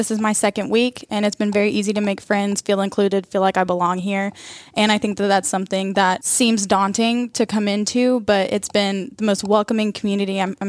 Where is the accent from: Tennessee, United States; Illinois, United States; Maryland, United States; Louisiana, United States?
Tennessee, United States; Kingsport; also born or lived in Knoxville, Tennessee / Florida; I was born and raised here in Kingsport, Tennessee. I graduated from Dobbins Bennett in 2015. I went on to Knoxville to go to UT to get my undergrad there, moved to Florida my junior year.